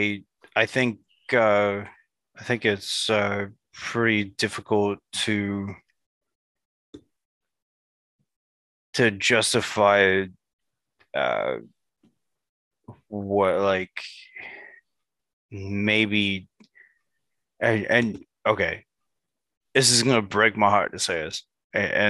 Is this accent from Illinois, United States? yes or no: yes; Chicago, Illinois, United States; now in Seattle, United States; I'm from Chicago